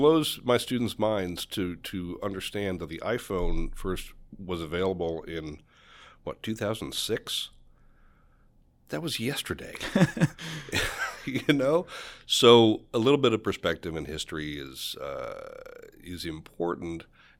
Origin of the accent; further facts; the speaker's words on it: New York, United States; also born or lived in Philadelphia / Dallas; I grew up in Western New York, and I spent my early years outside of Buffalo, went to college in Philadelphia, and as soon as I left for college, I was in big cities for many, many years, Philadelphia, Dallas.